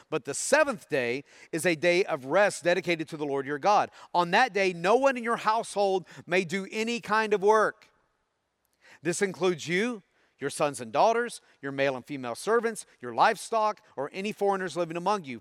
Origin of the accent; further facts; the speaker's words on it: Tennessee, United States; growing up in Tennessee